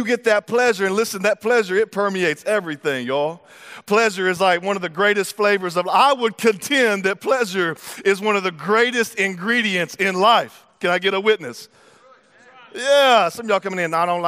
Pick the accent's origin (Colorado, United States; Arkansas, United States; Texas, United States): Texas, United States; I'm from Texas